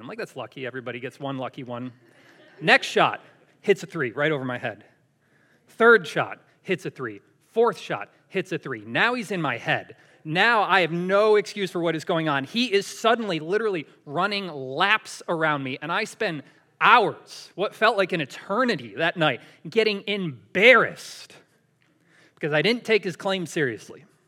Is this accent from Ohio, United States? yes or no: no; Syracuse, New York, United States; moved away; I'm from Syracuse in New York.